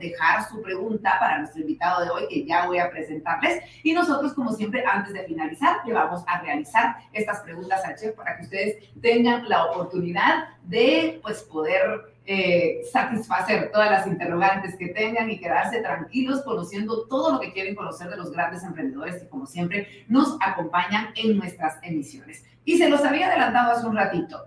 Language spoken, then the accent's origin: Spanish; Guatemala; como guatemaltecos